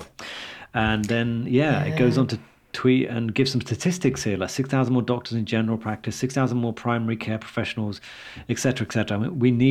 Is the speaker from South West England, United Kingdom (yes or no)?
no; London, United Kingdom; I've always been a London guy. Now I've never really left London.